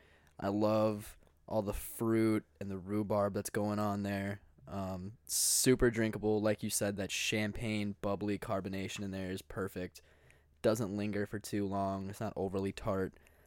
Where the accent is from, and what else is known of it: Maple Grove, Minnesota, United States; born or raised there